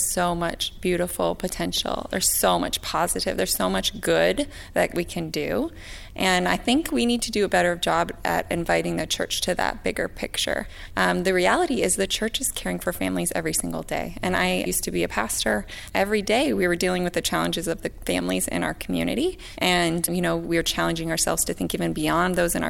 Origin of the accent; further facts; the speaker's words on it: Seattle, Washington, United States; I come from Seattle, so sometimes this feels like a non-issue because we're very progressive and liberal in Seattle